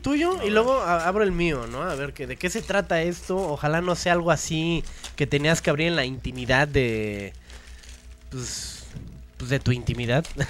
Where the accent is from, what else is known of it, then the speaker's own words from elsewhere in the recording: Mexico; nosotros como mexicanos